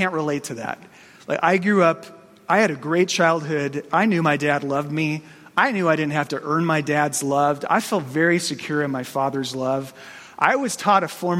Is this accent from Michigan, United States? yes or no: no; Phoenix, Arizona, United States; I grew up in Phoenix.